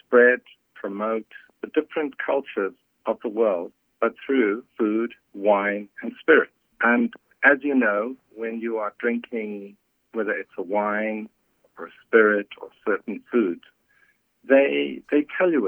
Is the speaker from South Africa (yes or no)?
yes; South Africa; moved away; I was born in Africa and grew up during a period when there was apartheid and races were segregated